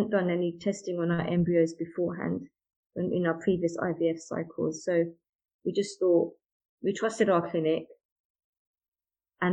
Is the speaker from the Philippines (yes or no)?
no; United Kingdom; I'm British Asian by background